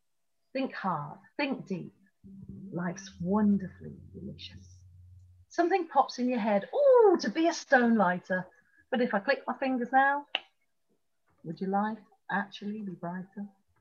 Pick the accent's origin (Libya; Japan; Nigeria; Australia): Libya; Tripoli, Tripoli District; born there; You may not know I was born in Tripoli in Libya.